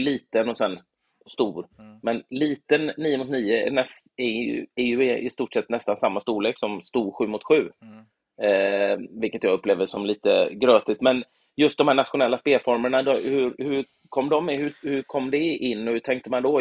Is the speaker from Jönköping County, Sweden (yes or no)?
no; Gothenburg, Västra Götaland, Sweden; i den lilla klubb jag växte upp i, Göteborg